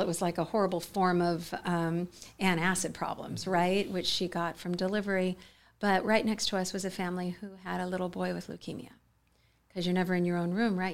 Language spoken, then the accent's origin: English; United States; I grew up in the Mojave Desert, um, a very, uh, quiet, sort of low-income location